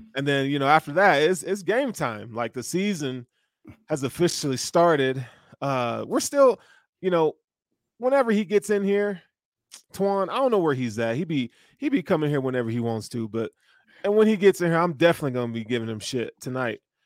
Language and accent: English; the South, United States; I'm from the South